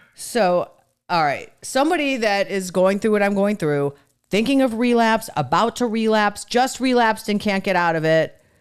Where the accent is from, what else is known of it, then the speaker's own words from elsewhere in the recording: Cleveland, Ohio, United States; where I grew up in Cleveland